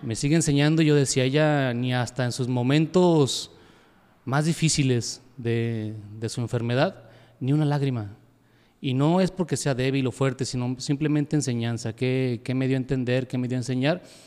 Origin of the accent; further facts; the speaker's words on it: Yahualica, Jalisco, Mexico; yo soy de Yagualica, soy de Yagualica